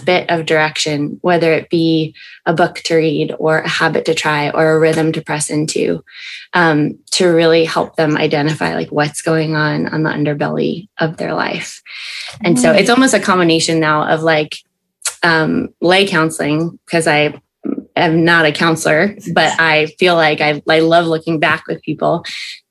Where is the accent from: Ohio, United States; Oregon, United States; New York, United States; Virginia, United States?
New York, United States; Albany; moved away as an adult; also born or lived in Boston, Massachusetts / Santa Barbara, California / Birmingham, Alabama; So I am originally from upstate New York. I grew up in Albany